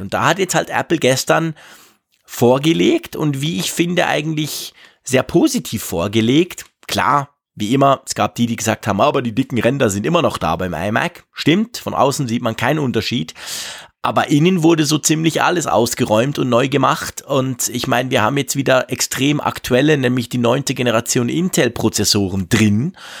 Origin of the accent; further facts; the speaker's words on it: Switzerland; bei uns in der Schweiz